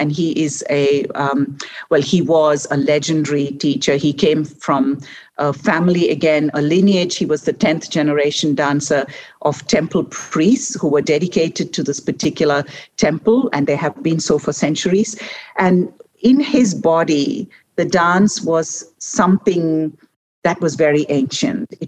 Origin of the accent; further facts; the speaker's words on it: India; I was born and raised in India